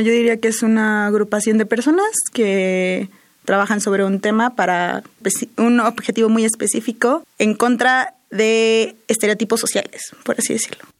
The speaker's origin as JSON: {"language": "Spanish", "region": "Veracruz", "country": "Mexico", "said": "soy veracruzana"}